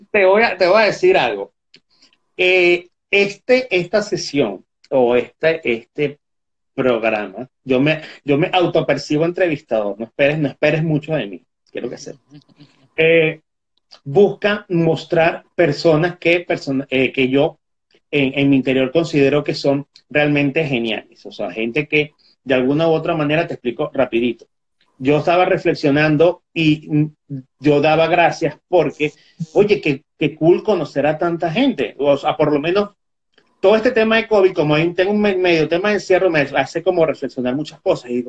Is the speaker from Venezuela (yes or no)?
yes; Venezuela; yo soy extranjero, y soy venezolano y yo no me meto mucho en esos temas. Ya tuve bastante con, con mi país.